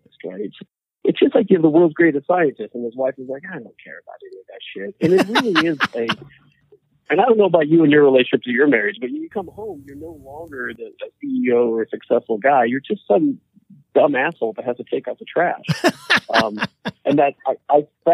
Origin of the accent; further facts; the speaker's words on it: Wyoming, United States; moved away; I grew up in Wyoming.